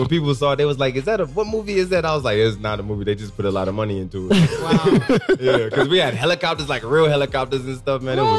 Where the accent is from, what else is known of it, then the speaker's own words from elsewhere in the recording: Kentucky, United States; moved away as an adult; also born or lived in New York; from Kentucky.